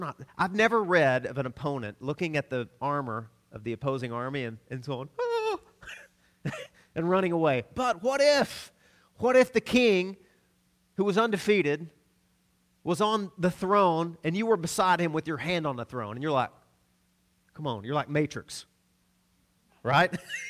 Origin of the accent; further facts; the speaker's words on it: the South, United States; we grew up in the South down a gravel road, and there were Doberman pinchers everywhere.